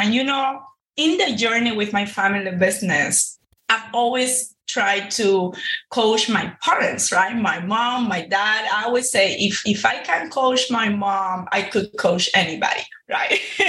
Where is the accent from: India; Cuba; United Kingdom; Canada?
Cuba; now in Miami, United States; back in 2006, when my family first, you know, launched in this entrepreneurial world here in Miami. I came from Cuba in 05, and a year later, we just jumped into it.